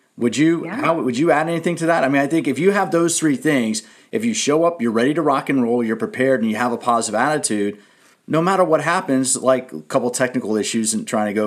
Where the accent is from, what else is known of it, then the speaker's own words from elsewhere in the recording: Washington, District of Columbia, United States; I grew up in Washington, D.C.